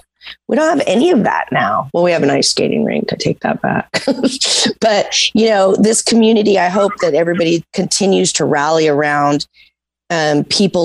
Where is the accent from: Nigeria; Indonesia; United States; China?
United States; Santa Barbara, California; I grew up in Santa Barbara